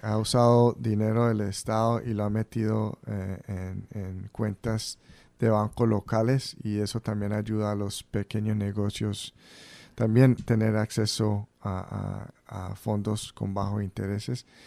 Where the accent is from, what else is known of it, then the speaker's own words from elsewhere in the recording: Central Falls, Rhode Island, United States; nacimos yo y mis otros dos hermanos en Central Falls crecimos en Central Falls